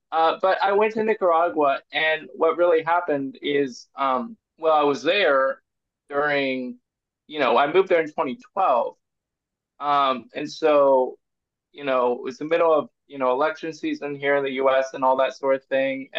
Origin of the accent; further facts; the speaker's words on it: Cincinnati, Ohio, United States; born there; Like I said, I was born in Cincinnati, Ohio.